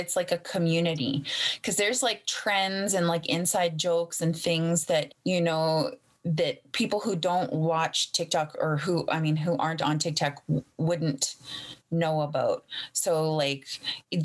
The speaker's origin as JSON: {"language": "English", "area": "Treaty One Territory, Sagkeeng First Nation", "region": "Manitoba", "country": "Canada", "also_born_or_lived": "Winnipeg, Manitoba", "said": "I live in Winnipeg, Manitoba. I'm Anishinaabe, and I am from Treaty One Territory. My band is Seguin Fort Alexander First Nation"}